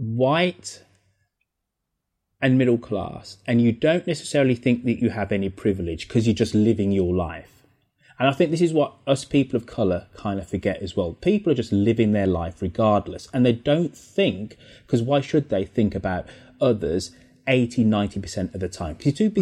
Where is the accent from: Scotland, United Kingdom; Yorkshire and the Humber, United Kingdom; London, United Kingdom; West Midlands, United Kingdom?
West Midlands, United Kingdom; Birmingham; Just very proud of my Jamaican heritage, proud of being English, proud of being a Brummie. Birmingham is this relatively tolerant, multicultural city.